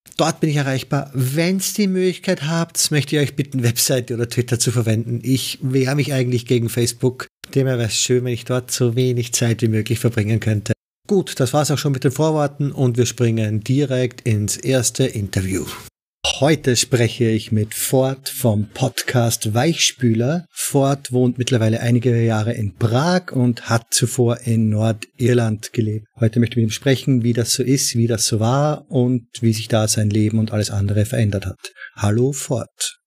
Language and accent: German; Austria; now in Netherlands; Wie man vielleicht hören kann, komme ich aus Österreich und wohne mittlerweile in den Niederlanden